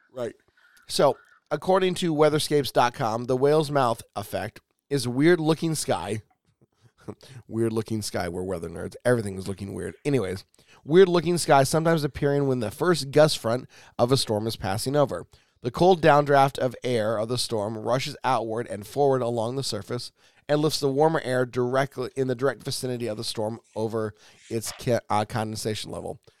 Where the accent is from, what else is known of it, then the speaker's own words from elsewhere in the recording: Pacific Northwest, United States; Growing up in the Pacific Northwest, you are used to being around the ocean